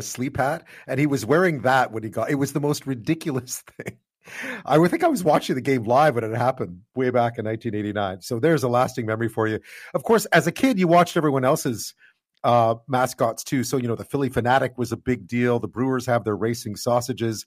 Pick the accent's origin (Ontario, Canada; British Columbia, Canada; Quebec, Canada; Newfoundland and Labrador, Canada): Quebec, Canada; Montreal; I grew up in Montreal